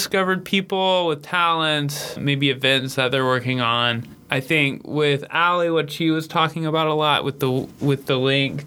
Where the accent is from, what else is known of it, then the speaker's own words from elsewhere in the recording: Memphis, Tennessee, United States; I am from Memphis, Tennessee